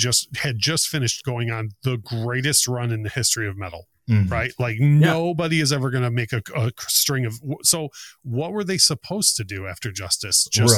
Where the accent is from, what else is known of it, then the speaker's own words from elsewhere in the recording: Detroit, Michigan, United States; every time I tell someone I'm from Detroit